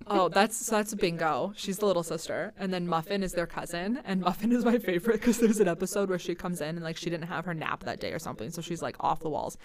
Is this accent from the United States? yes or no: yes; Central Iowa, United States; moved away as an adult; now in Twin Cities, United States; But I used to live in Iowa, so I'm from Central Iowa